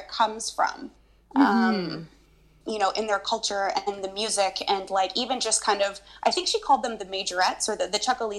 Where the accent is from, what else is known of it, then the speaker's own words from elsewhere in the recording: East Coast, United States; now in Canada; I am from, you know, I grew up in the East Coast of US, and now I'm in Canada.